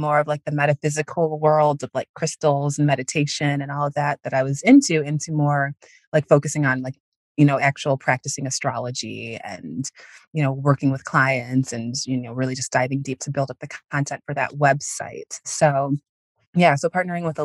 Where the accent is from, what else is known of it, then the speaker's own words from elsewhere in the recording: Northwest suburbs of Chicago, Illinois, United States; I live in the suburbs of Chicago now. I grew up in the Northwest suburbs